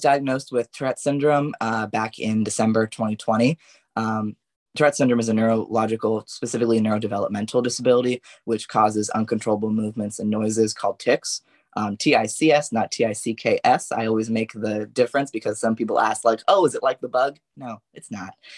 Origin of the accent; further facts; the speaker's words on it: Yorba Linda, California, United States; from Yorba Linda specifically.